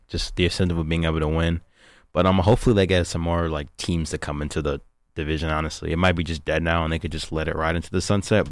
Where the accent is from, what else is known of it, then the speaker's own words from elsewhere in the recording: West Bloomfield, Michigan, United States; I'm from West Bloomfield, Michigan.